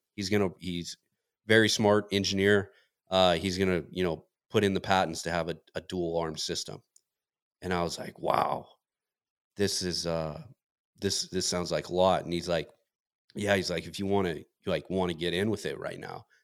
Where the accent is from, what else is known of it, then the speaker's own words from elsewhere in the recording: Montana, United States; moved away; I grew up in Montana